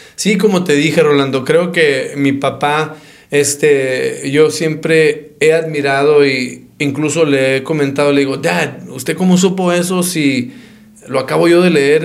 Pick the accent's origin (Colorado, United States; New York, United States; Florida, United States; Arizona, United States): Arizona, United States; Phoenix; also born or lived in Nogales / Dallas, Texas; now in Tucson, United States; yo soy de Nogales, este, nacido en Nogales, criado en Phoenix y este, educado en Tucson